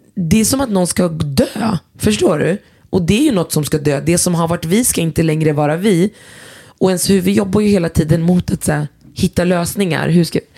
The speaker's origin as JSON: {"language": "Swedish", "town": "Västerås", "region": "Västmanland", "country": "Sweden", "said": "jag är från Västerås och om jag hade varit från orten så är det fortfarande Sverige"}